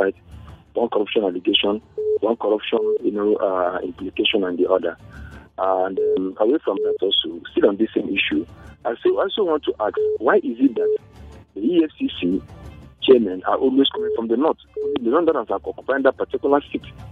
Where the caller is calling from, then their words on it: Malaysia; I'm calling you from Malaysia